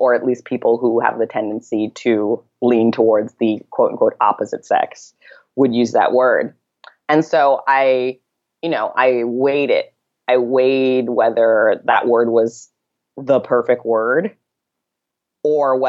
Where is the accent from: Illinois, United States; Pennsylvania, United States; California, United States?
California, United States; Santa Monica; moved away as an adult; also born or lived in Saratoga Springs, New York; I grew up in Santa Monica in Los Angeles